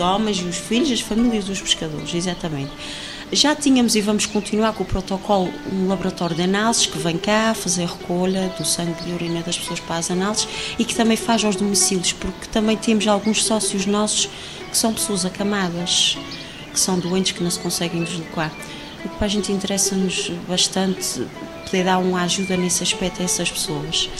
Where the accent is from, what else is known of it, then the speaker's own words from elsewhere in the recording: São Mateus da Calheta, Azores, Portugal; fui criada aqui no Porto de São Mateus